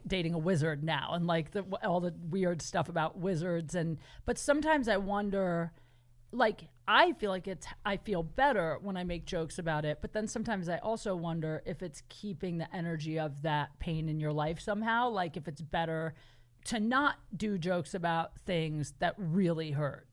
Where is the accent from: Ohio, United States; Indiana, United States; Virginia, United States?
Ohio, United States; Canton; moved away as an adult; now in Los Angeles, United States; I'm from Canton, Ohio